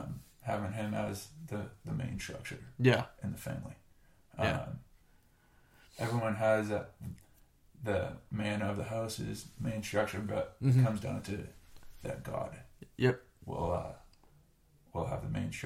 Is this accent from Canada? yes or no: yes; Canada; To this day, he'll still give me crap for being Canadian.